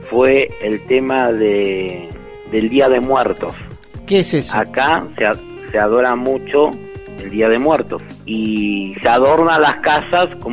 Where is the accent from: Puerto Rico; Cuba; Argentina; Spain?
Argentina; now in Mexico; No, soy argentino de nacionalidad, ¿sí?